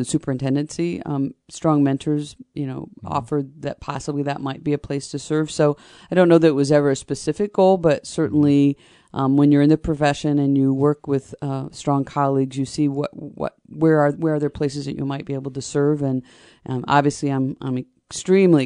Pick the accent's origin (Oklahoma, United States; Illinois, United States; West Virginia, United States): Illinois, United States; Paris; moved away as an adult; also born or lived in Champaign, Illinois; I grew up in Paris, Illinois, so it's about an hour away, a small farming community near the Illinois-Indiana border.